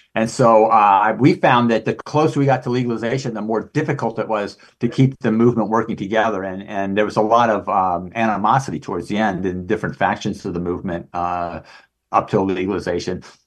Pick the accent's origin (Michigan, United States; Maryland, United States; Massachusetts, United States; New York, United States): Maryland, United States; growing up in Maryland